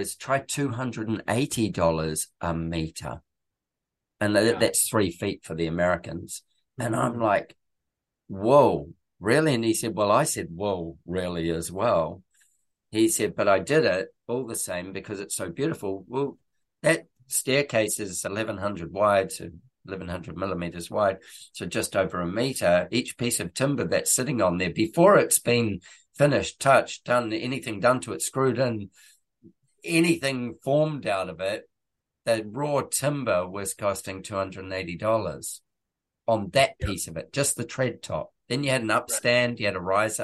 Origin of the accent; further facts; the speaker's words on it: New Zealand; I'm a New Zealander